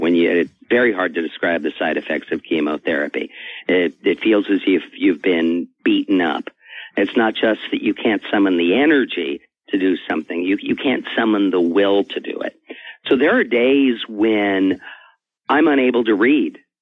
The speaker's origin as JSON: {"language": "English", "town": "Riverside", "region": "California", "country": "United States", "tie": "born or raised there", "said": "I grew up in Riverside, California, and went to the public library"}